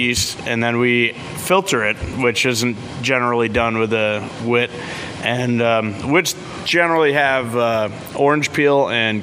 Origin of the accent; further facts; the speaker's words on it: Syracuse, New York, United States; now in Buffalo, United States; I'm from Syracuse originally